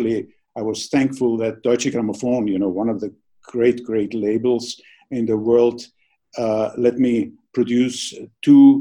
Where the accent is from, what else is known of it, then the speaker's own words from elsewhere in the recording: Vienna, Austria; when I grew up in Vienna.